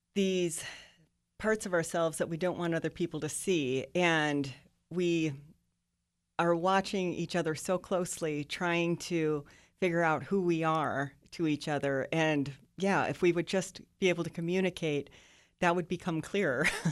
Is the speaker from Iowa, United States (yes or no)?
yes; Northwest Iowa, United States; moved away as an adult; also born or lived in Lincoln, Nebraska; I grew up in Iowa, but I did live for a decade in Nebraska